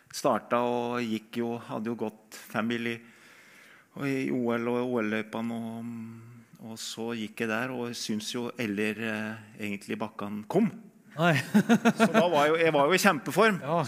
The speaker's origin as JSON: {"language": "Norwegian", "town": "Øyer", "region": "Innlandet", "country": "Norway", "tie": "born or raised there", "said": "jeg har vokst opp med Birken, da. Som når jeg er fra Øyer i Gudbrandsdalen"}